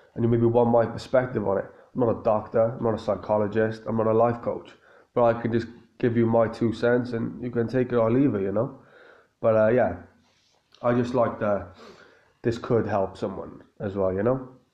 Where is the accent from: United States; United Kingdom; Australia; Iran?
United Kingdom; Cardiff, Wales; in Cardiff here in my hometown